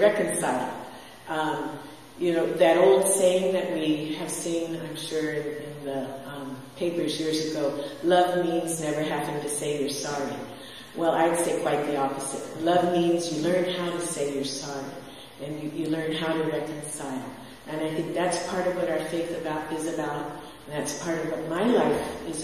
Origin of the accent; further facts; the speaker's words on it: San Diego, California, United States; moved away as an adult; also born or lived in Victorville, California / Mexico; I was raised in San Diego. I was born in Victorville, California, out in the desert, and on the Air Force Base